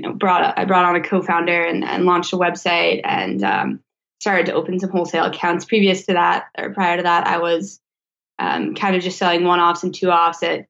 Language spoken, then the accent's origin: English; Vermont, United States; I was born and raised in Vermont